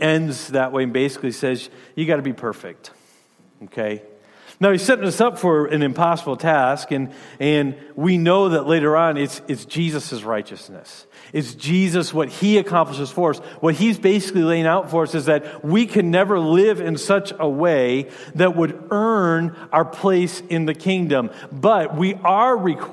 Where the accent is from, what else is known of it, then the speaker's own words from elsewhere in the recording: Michigan, United States; moved away as an adult; also born or lived in Rhode Island / Louisiana / Illinois; now in Wisconsin, United States; I grew up in Michigan.